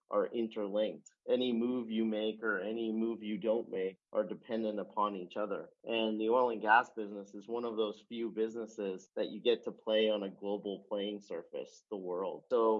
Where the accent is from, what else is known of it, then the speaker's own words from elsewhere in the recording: Calgary, Alberta, Canada; I was growing up in Calgary